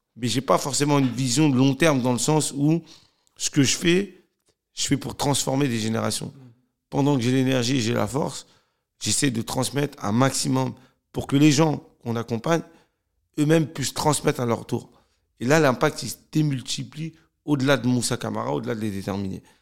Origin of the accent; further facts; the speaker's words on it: Cergy, Île-de-France, France; je suis originaire de Sergi Pontoise. J'ai grandi euh, dans un quartier qui s'appelait la Croix Petit